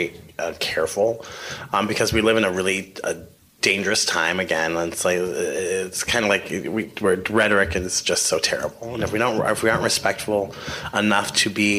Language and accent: English; Columbus, Ohio, United States; comes from my hometown